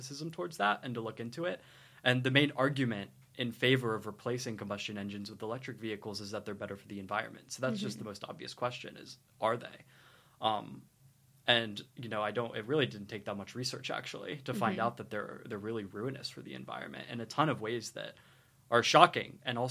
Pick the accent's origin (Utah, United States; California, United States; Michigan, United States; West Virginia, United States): West Virginia, United States; Lewisburg; moved away as an adult; now in St Andrews, United Kingdom; I'm from Lewisburg, West Virginia